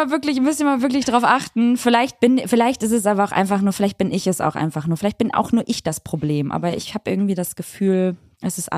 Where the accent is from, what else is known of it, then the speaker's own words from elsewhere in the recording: Hamburg, Germany; also tatsächlich bin ich aus Hamburg.